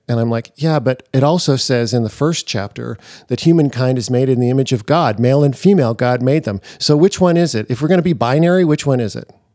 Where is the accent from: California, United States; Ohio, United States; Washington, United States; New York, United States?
Washington, United States; Seattle; I grew up in Seattle.